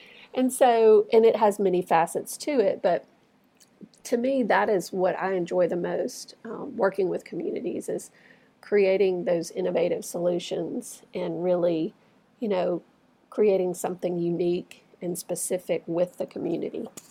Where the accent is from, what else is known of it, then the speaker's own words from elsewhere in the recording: Starkville, Mississippi, United States; I actually grew up here in Starkville, and um, never thought I would find my way back here